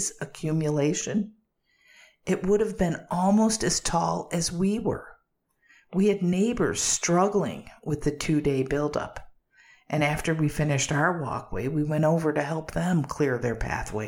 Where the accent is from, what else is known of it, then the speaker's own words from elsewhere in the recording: Chicago, Illinois, United States; I grew up in the Windy City, Chi-Town, Chicago